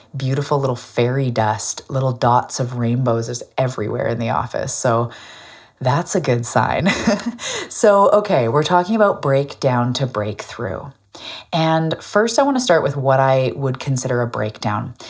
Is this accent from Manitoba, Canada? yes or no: no; Vancouver Island, west coast of Canada, British Columbia, Canada; I'm also a Canadian from the west coast of Canada on an island called Vancouver